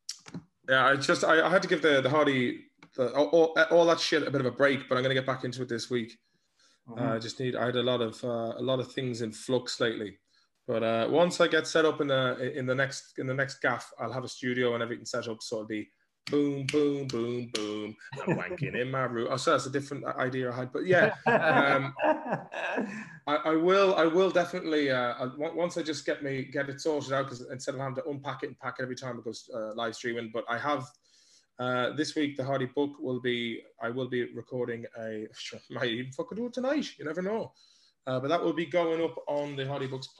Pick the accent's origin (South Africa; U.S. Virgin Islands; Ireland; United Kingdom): Ireland; now in Sweden